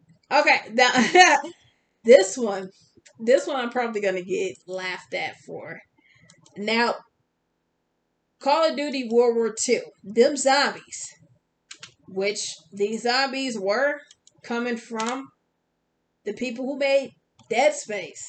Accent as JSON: {"language": "English", "region": "Wisconsin", "country": "United States", "said": "I'm from Wisconsin."}